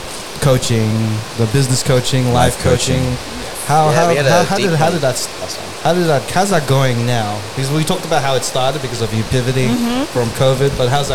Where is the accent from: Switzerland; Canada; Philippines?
Philippines; Oh man, I wanted to feel as proud as a like being Filipino.